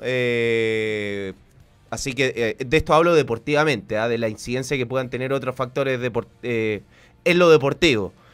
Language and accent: Spanish; Chile; soy de Chile